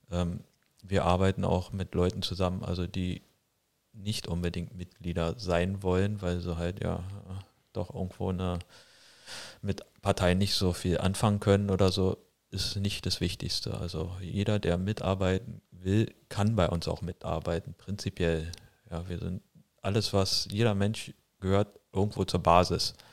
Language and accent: German; Berlin, Germany; Ich bin aus Berlin.